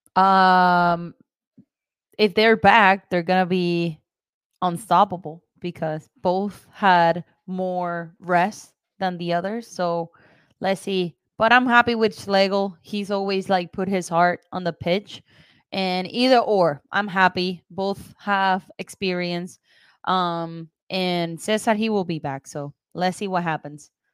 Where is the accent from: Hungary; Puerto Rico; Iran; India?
Puerto Rico; moved away; I'm from Puerto Rico